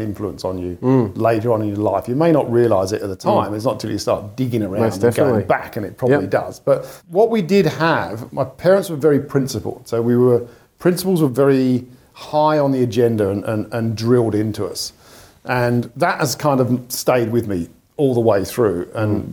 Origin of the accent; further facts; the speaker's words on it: London, United Kingdom; now in Australia; So I grew up in London, or just on the outskirts of London